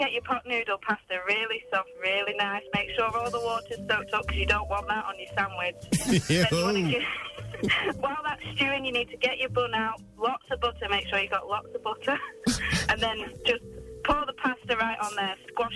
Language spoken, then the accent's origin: English; Blackpool, North West England, United Kingdom; I'm from Blackpool.